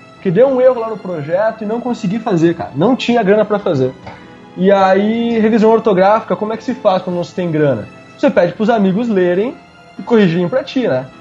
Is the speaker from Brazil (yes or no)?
yes; Curitiba, Paraná, Brazil; moved away; eu sou curitibano, hein? Eu moro aqui, mas eu sou curitibano até a morte